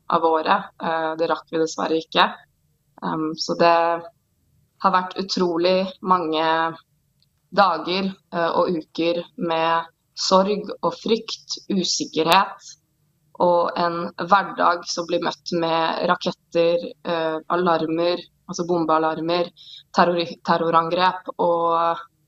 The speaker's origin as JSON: {"language": "Norwegian", "region": "Oslo", "country": "Norway", "tie": "born or raised there", "moved": "yes", "lives_now": "Israel", "said": "Jeg er født og oppvokst i Oslo, på Sandalshaugen"}